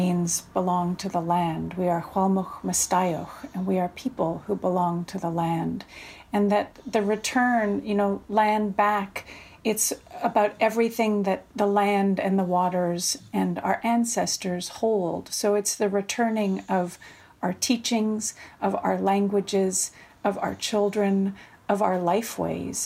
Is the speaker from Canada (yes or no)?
yes; Vancouver Island, British Columbia, Canada; I am from the Setnich and Snonamuch nations on Vancouver Island